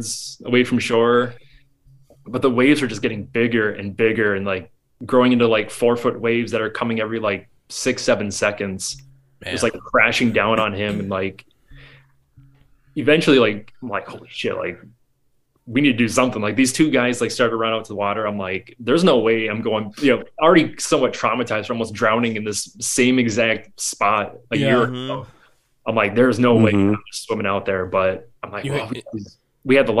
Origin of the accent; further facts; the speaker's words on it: Ontonagon, Michigan, United States; growing up in Ontonagon